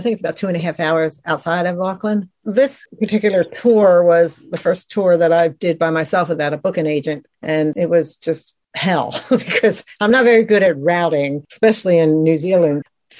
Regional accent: Atlantic City, New Jersey, United States; now in Outer Banks, United States; I'm originally from Atlantic City, New Jersey, which is a kind of a beach tourist town. And now I moved to the Outer Banks, which is a tourist town.

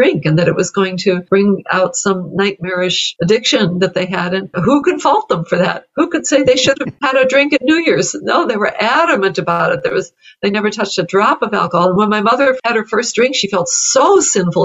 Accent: Evanston, Illinois, United States; a museum in my hometown here, Evanston, Illinois

